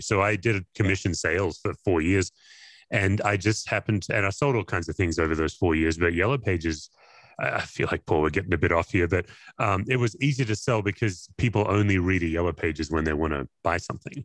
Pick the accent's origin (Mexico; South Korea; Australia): Australia; Perth, Western Australia; I grew up in Perth, Western Australia, and you know, not not many Aussies go to church